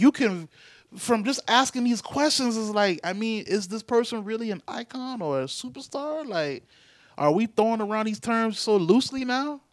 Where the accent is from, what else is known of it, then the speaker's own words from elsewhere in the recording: United States; as American, Black Americans